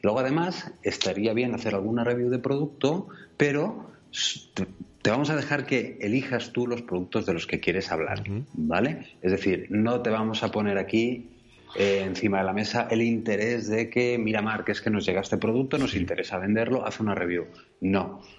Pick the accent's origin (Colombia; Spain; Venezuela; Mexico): Spain; Barcelona, Catalonia; now in Girona, Spain; Nací en Barcelona